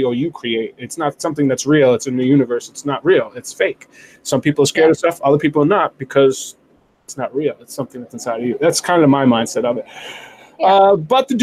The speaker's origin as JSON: {"language": "English", "town": "New York City", "region": "New York", "country": "United States", "tie": "born or raised there", "said": "I grew up in the Bronx"}